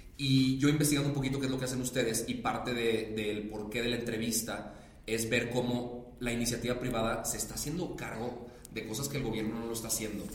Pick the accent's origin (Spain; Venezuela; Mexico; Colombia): Mexico; Monterrey, Nuevo León; Yo que soy de Monterrey